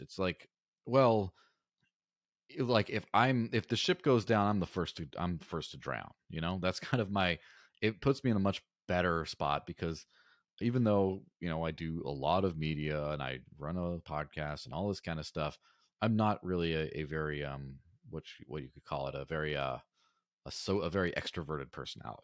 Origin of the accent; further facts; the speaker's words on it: Mexico; in the early nineties, I grew up in Mexico, and I remember when, you know, as a small child, like, grandma's coins didn't work anymore